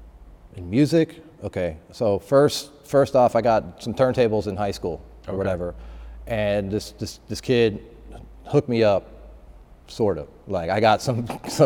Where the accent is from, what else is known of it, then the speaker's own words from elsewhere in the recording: Marietta, Georgia, United States; moved away as an adult; also born or lived in Atlanta, United States; now in New York, United States; I grew up in Marietta